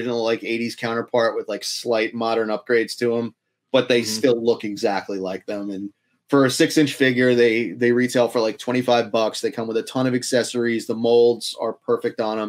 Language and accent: English; New York, United States; now in Philadelphia, United States; we're both from New York too